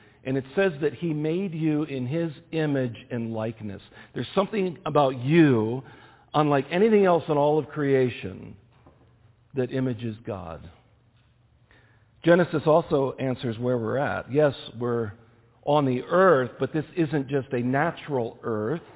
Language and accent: English; United States; also born or lived in Kenya; as an American